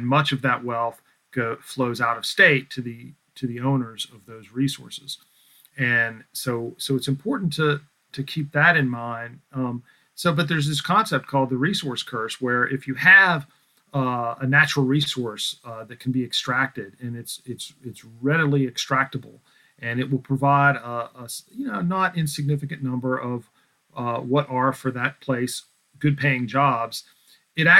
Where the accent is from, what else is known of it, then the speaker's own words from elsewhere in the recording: West Virginia, United States; my home state of West Virginia